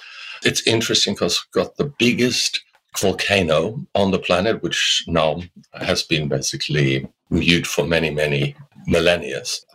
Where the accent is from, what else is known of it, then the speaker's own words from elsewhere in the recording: Germany; moved away as an adult; now in Australia; And I was able to postpone conscription, which we still had in those days in Germany, the military draft, you know.